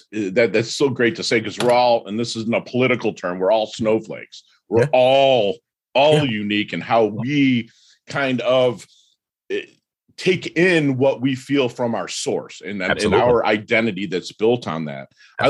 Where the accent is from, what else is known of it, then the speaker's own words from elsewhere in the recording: Detroit, Michigan, United States; So I, believe it or not, I'm from Detroit, but I was raised Southern Baptist because my whole family were sharecroppers from Alabama.